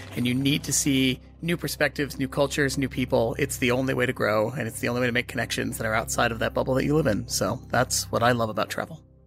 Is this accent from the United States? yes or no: yes; Boston, Massachusetts, United States; moved away; also born or lived in London; I grew up in Boston. That's where I'm born. Born in Boston